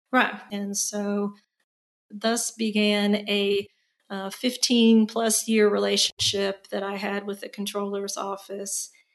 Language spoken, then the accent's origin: English; Indiana, United States; moved away as an adult; also born or lived in North Carolina; now in Austin, United States; I was born and raised in Indiana, so I'm a Hoosier by birth